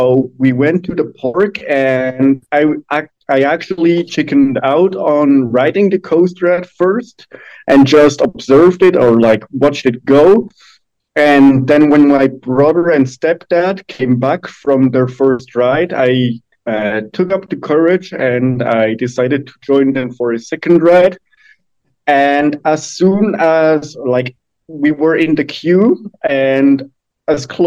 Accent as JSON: {"language": "English", "country": "Switzerland", "tie": "born or raised there", "said": "I am from Switzerland. I'm 22 years old. My home park is Europa Park. I lived in Switzerland my entire life."}